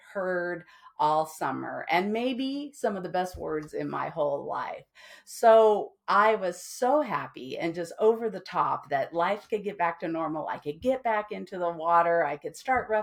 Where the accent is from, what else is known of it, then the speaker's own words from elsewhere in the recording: Henderson, Nevada, United States; I grew up in Henderson, Nevada, which is the city just next to Las Vegas